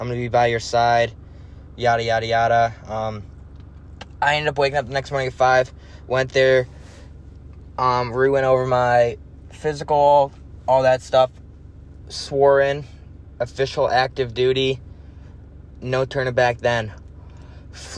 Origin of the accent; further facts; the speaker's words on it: Madison, United States; moved away as an adult; my hometown of Madison